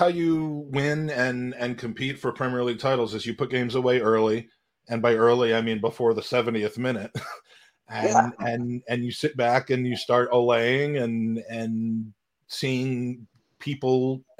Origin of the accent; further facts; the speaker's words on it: Washington, District of Columbia, United States; Well, that's a positive feeling coming from my hometown of D.C.